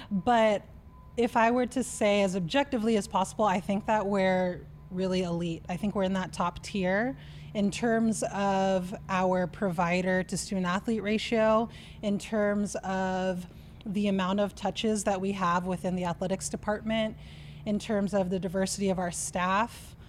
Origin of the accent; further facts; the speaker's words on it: California, United States; I'm from California. I've spent most of my time on the coasts.